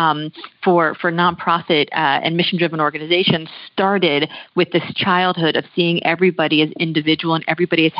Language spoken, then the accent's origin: English; Miami, Florida, United States; moved away as an adult; also born or lived in New York City / Texas; I was born in New York City and grew up in Miami